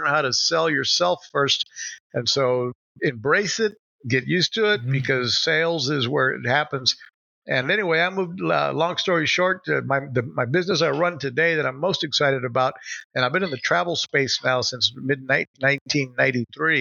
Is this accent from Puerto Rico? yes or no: yes; Puerto Rico; moved away; I grew up here in Puerto Rico, but I hadn't been back in years.